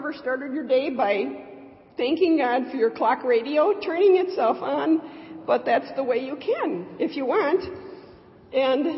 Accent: Michigan, United States; I'm from Michigan.

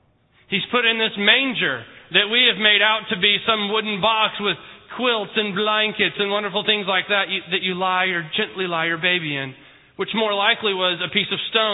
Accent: Houston, Texas, United States; born there; also born or lived in Mexico; Now, I was born in Houston, Houston Memorial Hospital. It wasn't necessarily a cave. City of Bethlehem and Houston, not really necessarily alike. I've lived all over the country. I've lived in Mexico. I've lived East Coast, West Coast, Midwest. I've lived most of my life in Texas.

